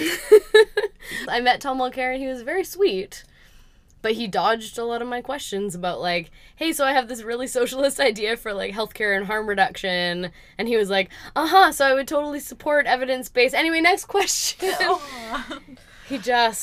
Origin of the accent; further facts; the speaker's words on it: Vancouver, British Columbia, Canada; Vancouver, Canada, not Vancouver, Washington.